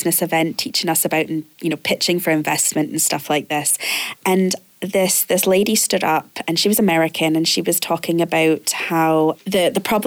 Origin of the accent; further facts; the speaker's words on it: Canada; now in Glasgow, United Kingdom; I'm originally Canadian